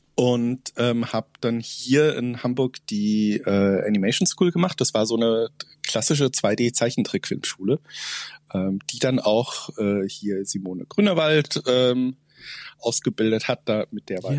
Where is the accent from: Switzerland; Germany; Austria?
Switzerland; Zug; in meiner Heimatstadt, in Zug ist das in der Schweiz